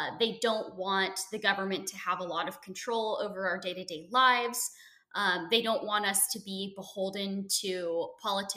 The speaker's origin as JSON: {"language": "English", "town": "Portland", "region": "Oregon", "country": "United States", "tie": "born or raised there", "said": "I grew up in Portland, Oregon. I lived out there from the time I was born"}